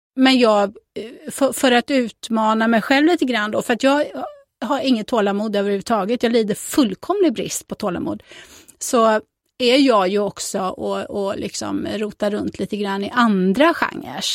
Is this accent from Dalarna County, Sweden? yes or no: no; Fjällbacka, Västra Götaland, Sweden; also born or lived in Tanumshede; Jag är ju född och uppvuxen i Källbacka de första åren och sen så när jag var 12 så gifte sig min mamma med en bonde och då flyttade jag två mil från Fjällbacka till Tanum Tanumshede